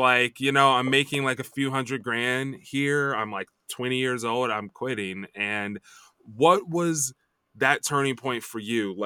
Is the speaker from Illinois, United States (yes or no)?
yes; Chicago, Illinois, United States; also born or lived in Champaign, Illinois; So I grew up in Chicago area